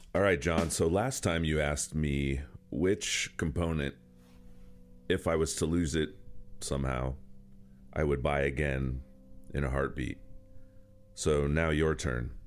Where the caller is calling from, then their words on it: Phoenix, Arizona, United States; I'm calling in from Phoenix, Arizona